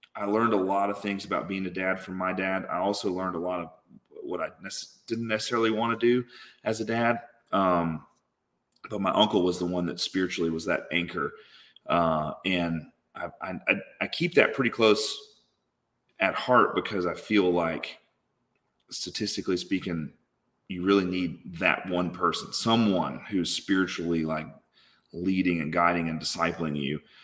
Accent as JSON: {"language": "English", "town": "Tupelo", "region": "Mississippi", "country": "United States", "tie": "born or raised there", "said": "I grew up in Tupelo, Mississippi"}